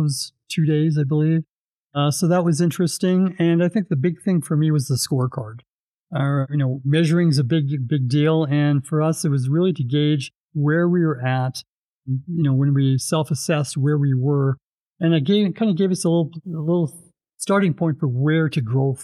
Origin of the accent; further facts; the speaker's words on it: Edmonton, Alberta, Canada; also born or lived in Vancouver; now in Calgary, Canada; I was born and raised in Edmonton